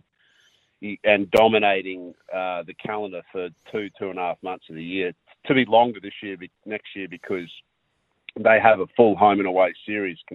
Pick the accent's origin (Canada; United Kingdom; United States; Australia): Australia; Queensland; as a Queenslander